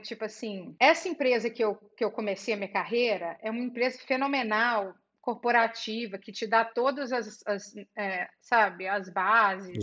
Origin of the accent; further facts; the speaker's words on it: Belo Horizonte, Minas Gerais, Brazil; moved away as an adult; now in United States; nasci no interior de Minas e mudei para Belo Horizonte e, e, fiz a época de escola, cresci tudo em Belo Horizonte.